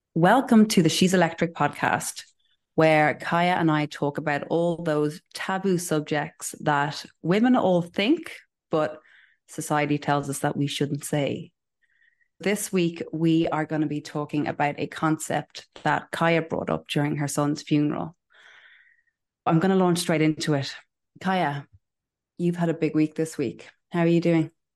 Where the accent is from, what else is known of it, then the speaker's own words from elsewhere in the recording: Ireland; I'm Irish